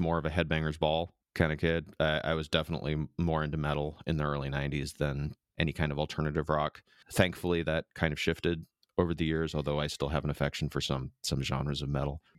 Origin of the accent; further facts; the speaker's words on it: Midwest, United States; now in San Diego, United States; my fifteen years, uh, growing up in the Midwest, I did not have a lot of friends, it was a pretty small town